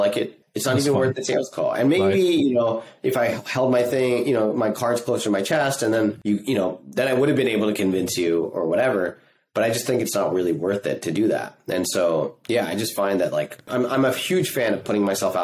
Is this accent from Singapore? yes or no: yes; Singapore; moved away; I grew up in Singapore